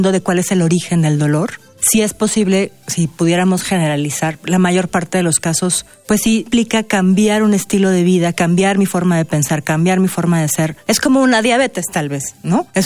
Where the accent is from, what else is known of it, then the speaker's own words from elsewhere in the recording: Mexico; nosotros como mexicanos